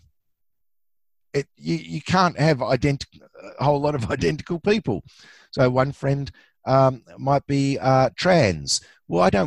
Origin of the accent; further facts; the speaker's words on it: Australia; I'm an Aussie.